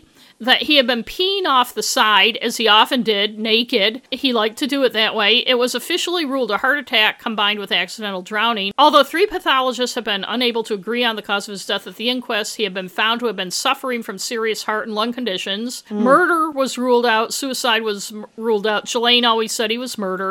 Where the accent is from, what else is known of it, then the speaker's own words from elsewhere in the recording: United States; also born or lived in New Hampshire; we're American